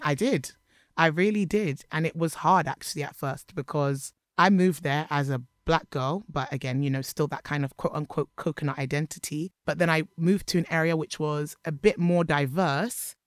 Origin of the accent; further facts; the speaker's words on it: London, United Kingdom; also born or lived in Edgware; I was born in London. to Nigerian immigrant parents